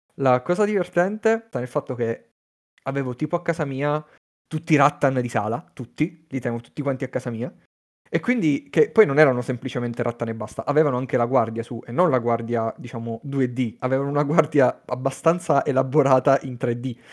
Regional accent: Teramo, Abruzzo, Italy; moved away; also born or lived in Padua; anch'io sono di Teramo come Domenico, abbiamo fatto il liceo insieme

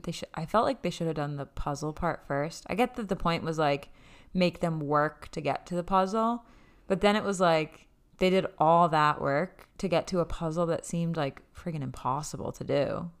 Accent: Massachusetts, United States; we're from Mass

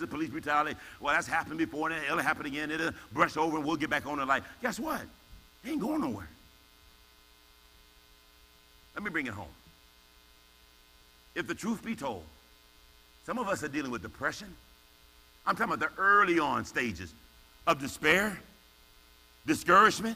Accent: United States; I'm African American

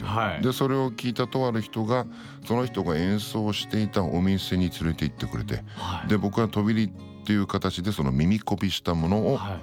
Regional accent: Sanjo, Niigata, Japan; 僕の地元の新潟県の三条市というところ

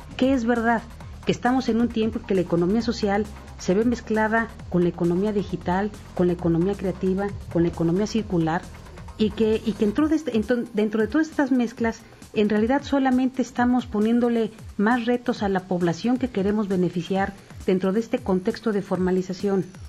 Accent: Mixteca, Oaxaca, Mexico; De la región de donde soy, de la Mixteca de Oaxaca

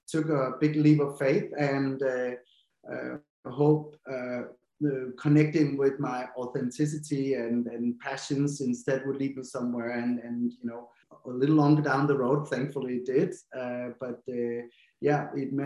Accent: Denmark; English is a second language; moved away as an adult; also born or lived in London; I'm from Denmark, but I always tell myself my accent isn't very strong

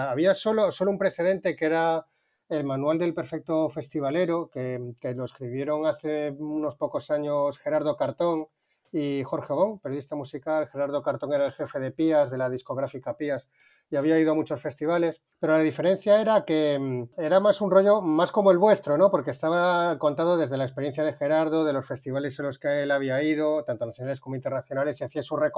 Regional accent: Seville, Andalusia, Spain; also born or lived in A Coruña / Madrid; now in Cádiz, Spain; Vengo de Sevilla, pero nací en La Coruña y viví muchos años en Madrid. Y ahora mismo me encuentro en Cádiz, hablando con vosotros.

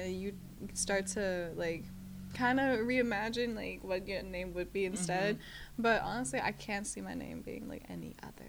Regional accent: Fayetteville, North Carolina, United States; I grew up in Fayetteville, North Carolina, and everything.

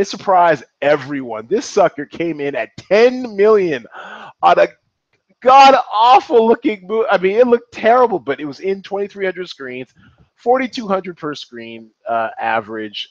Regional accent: Seattle, Washington, United States; I'm from Seattle

